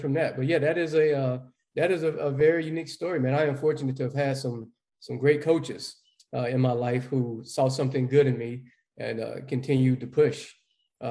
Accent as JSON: {"language": "English", "town": "Dallas", "region": "North Carolina", "country": "United States", "tie": "born or raised there", "said": "growing up in Dallas, North Carolina"}